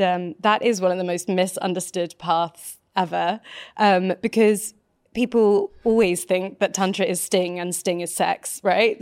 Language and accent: English; United Kingdom; I grew up just outside of London, actually, in the countryside.